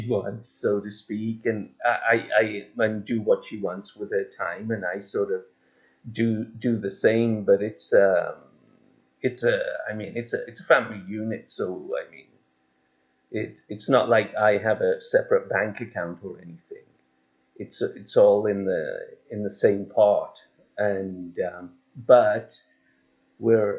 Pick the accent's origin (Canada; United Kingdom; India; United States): United Kingdom; England; I was born in England